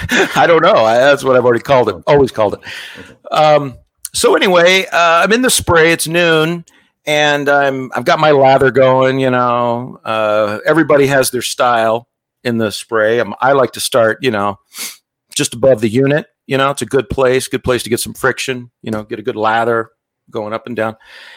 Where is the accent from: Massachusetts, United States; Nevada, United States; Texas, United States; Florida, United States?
Nevada, United States; Las Vegas; I was born and raised in Vegas and got time to go on a mission, you know, active family, active in the church.